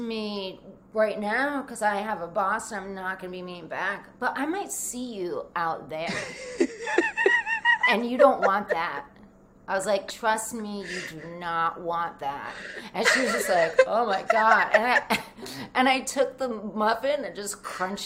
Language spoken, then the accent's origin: English; Rhode Island, United States; also born or lived in New Jersey; I grew up in Rhode Island, which is just like Jersey in so many ways